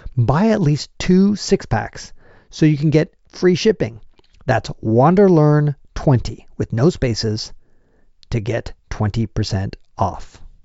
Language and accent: English; United States; my mom is from Chile, my dad's French, and I was born in the United States